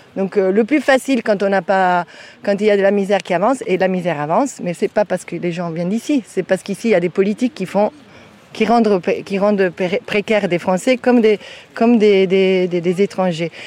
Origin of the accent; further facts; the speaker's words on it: Italy; French is a second language; now in France; je viens d'Italie, hein, c'est pas loin